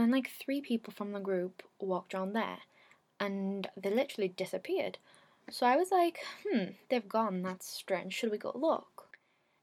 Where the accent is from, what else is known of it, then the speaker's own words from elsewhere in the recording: England, United Kingdom; I'd come over from England